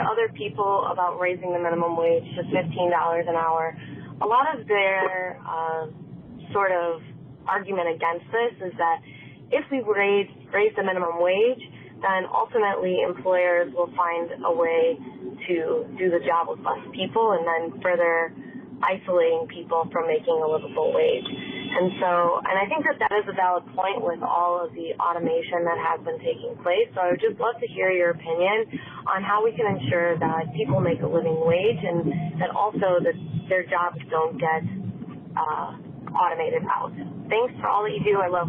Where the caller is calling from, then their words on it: Chicago, Illinois, United States; I'm calling from Chicago